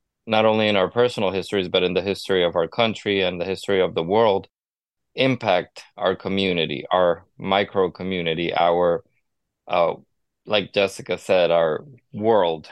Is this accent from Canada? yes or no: no; Honduras; moved away; I grew up in Latin America. I was born and raised in Honduras